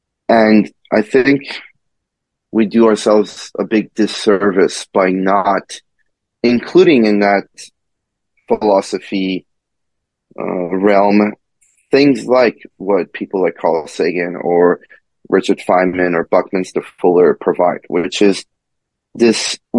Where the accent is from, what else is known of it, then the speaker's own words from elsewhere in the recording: Iran; born there; You know, when I was a little kid, I was born in Iran, actually.